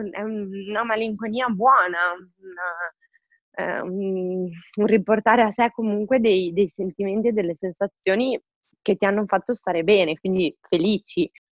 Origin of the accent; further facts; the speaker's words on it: Forlì, Emilia-Romagna, Italy; moved away as an adult; now in Milan, Italy; sono mm, originaria di Forlì. Eh, quindi sono romagnola e anche se mm, ormai da 10 anni vivo, 10 anni tanto, vivo a Milano